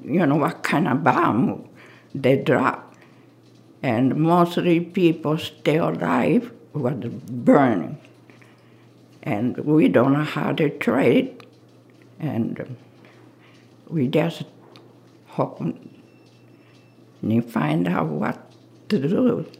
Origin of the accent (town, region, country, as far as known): Kyoto, Japan; born or raised there; English is a second language; moved away